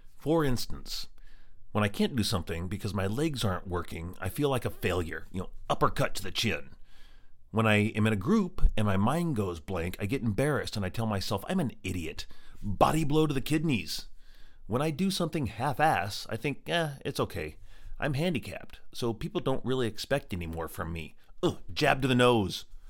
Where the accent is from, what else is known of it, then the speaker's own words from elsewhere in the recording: Green Mountain, Colorado, United States; also born or lived in Evergreen, Colorado; we moved from Green Mountain, where I grew up, in Colorado, to Evergreen, which is about twenty miles away in the mountains